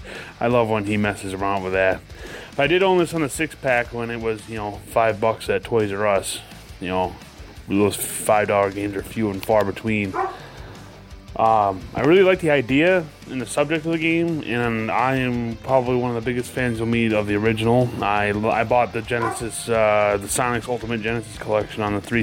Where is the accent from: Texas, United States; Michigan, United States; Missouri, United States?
Michigan, United States; Muskegon; I'm from Muskegon, Michigan